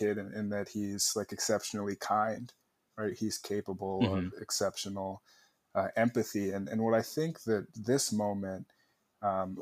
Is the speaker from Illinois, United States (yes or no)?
yes; Chicago, Illinois, United States; born or raised there; moved away as an adult